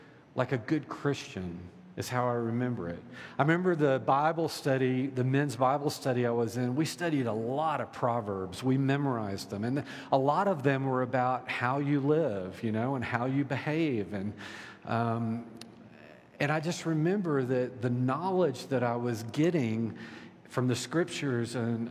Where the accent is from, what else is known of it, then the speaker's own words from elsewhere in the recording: Deep South, United States; I was raised in the Deep South